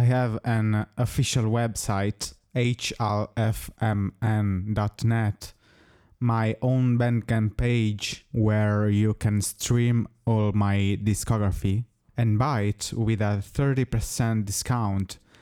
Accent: Italy; first language Italian; English is a second language; I also sing in my native language, which is, as you may guess, Italian

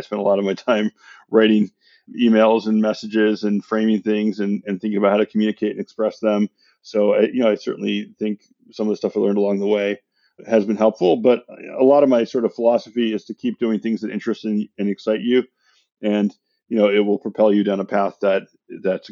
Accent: San Francisco, California, United States; now in Santa Monica, United States; I grew up in San Francisco.

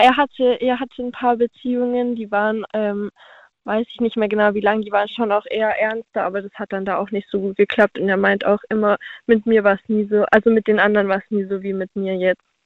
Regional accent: Stuttgart, Baden-Württemberg, Germany; Aus Stuttgart

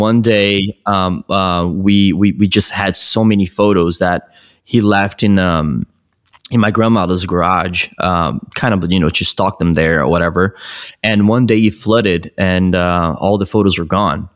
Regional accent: Brazil; moved away as an adult; now in United States; I was born in Brazil. I moved here uh, when I was 20

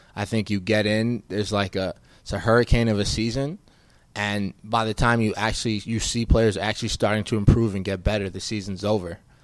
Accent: West Orange, New Jersey, United States; moved away as an adult; also born or lived in Providence, Rhode Island; now in Arizona, United States; I grew up in Northern Jersey, uh, in West Orange.

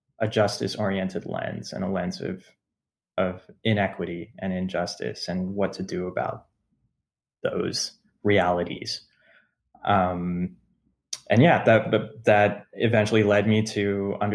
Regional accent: United States; being American and having parents come from these parts of the world

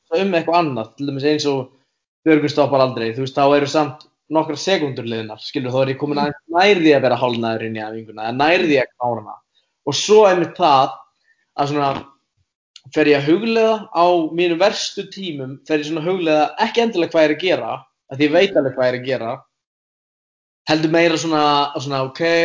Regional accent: Iceland; ég er frá Íslandi

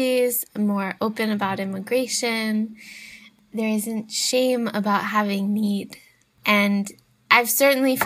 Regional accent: United States; I'm an American

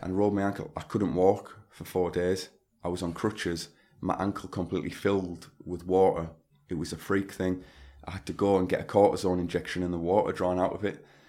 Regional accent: Stockton-on-Tees, North East England, United Kingdom; my hometown of Stockton on Tees in Teesside

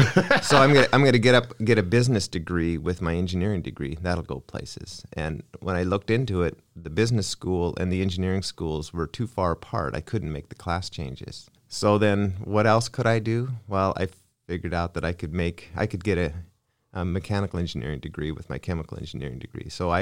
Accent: Lynden, Washington, United States; in Lynden.

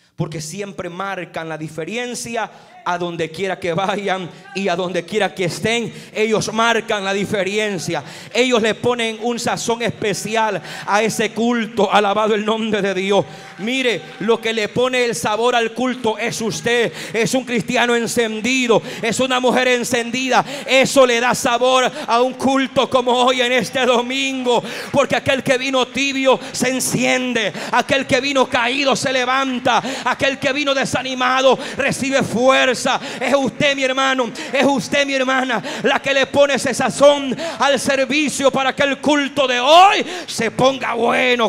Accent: San Marcos Lempa, Usulután, El Salvador; donde nosotros vivíamos en el departamento de Usulután en San Marcos Lempa

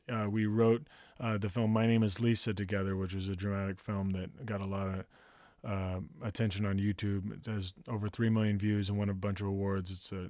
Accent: Santa Barbara, California, United States; I grew up in Santa Barbara. I grew up in a place that used to be called Camp Lore.

